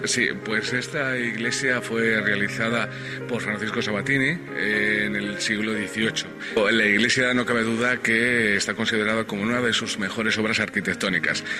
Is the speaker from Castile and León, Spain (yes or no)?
yes; Valladolid, Castile and León, Spain; nuestra tierra, en Castilla y León, en, en Valladolid en concreto